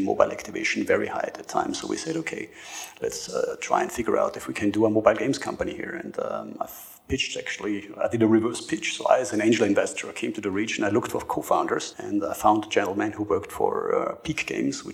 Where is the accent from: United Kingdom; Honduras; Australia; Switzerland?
Switzerland; moved away as an adult; also born or lived in Austria; now in Dubai, United Arab Emirates; I was born in Austria, grew up mainly in Switzerland, and I've been living in the UAE since 5 years in Dubai.